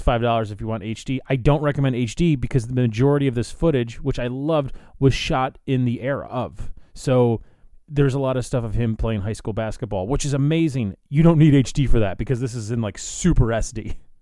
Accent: Chicago, Illinois, United States; I'm from Chicago

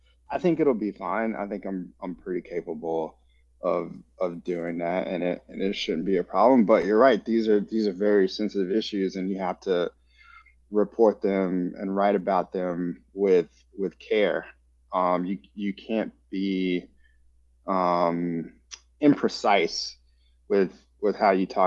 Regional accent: Georgia, United States; moved away; I'm also originally from Georgia

